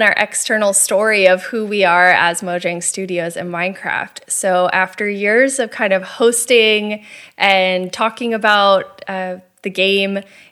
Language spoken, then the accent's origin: English; Florida, United States; moved away as an adult; now in Stockholm, Sweden; I'm from Florida originally, and now I live in Stockholm, and I'm a Swedish citizen